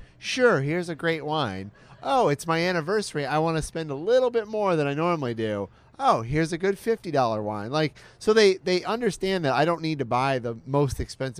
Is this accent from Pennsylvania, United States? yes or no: no; Michigan, United States; Where I grew up in Michigan, the dollar show was called Showboat.